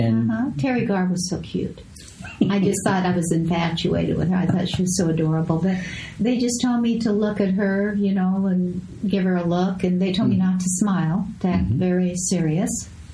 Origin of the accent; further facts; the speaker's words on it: Escondido, California, United States; moved away; also born or lived in Las Vegas / Los Angeles; I grew up in Escondido